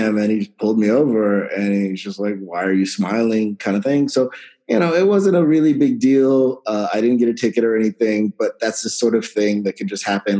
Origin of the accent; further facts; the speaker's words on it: San Antonio, Texas, United States; I grew up in San Antonio, Texas